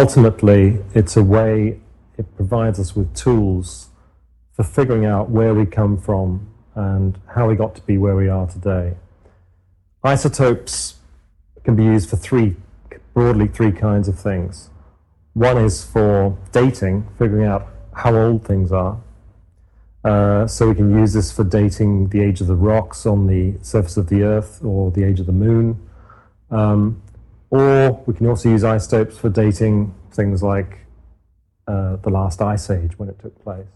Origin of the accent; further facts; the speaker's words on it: Cornwall, South West England, United Kingdom; moved away as an adult; also born or lived in Newcastle upon Tyne, England; I grew up in Cornwall in the southwest of England